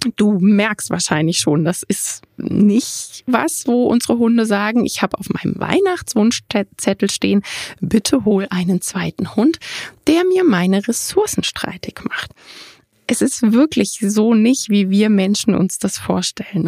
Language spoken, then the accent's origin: German; Germany; bei uns in Deutschland